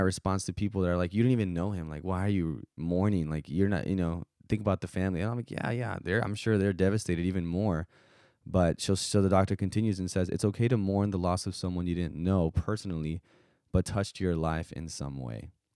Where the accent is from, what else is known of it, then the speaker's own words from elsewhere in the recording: South Texas, United States; growing up in South Texas